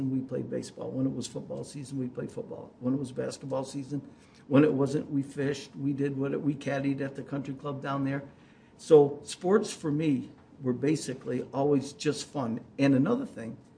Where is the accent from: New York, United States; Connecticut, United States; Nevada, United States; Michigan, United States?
New York, United States; Oneonta; When I was a youth growing up in Oneonta